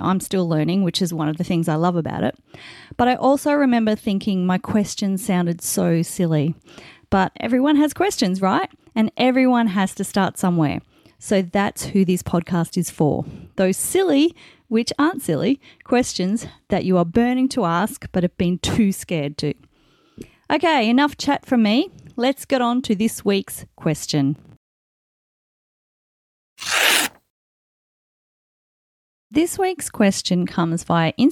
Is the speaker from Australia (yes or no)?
yes; Australia; I'm an Australian author of contemporary fiction